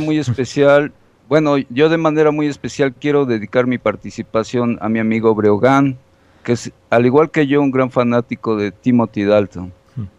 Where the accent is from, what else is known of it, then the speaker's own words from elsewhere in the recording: Colombia; aquí en mi país, ustedes saben, en Colombia